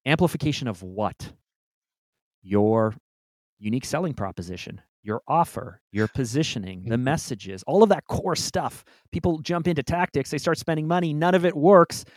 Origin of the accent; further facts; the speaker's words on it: Toronto, Ontario, Canada; I was born and raised in Toronto